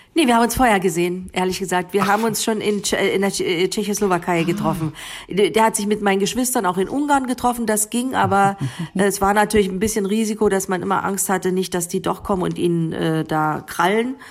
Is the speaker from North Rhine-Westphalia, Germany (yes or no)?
no; Bautzen, Saxony, Germany; first language Sorbian; German is a second language; moved away as an adult; also born or lived in Berlin / Northern Germany; eine Heimatgefühle sind dann eher unten im, in, in Sachsen, in Bautzen, ja. wo, ich, wo ich herkomme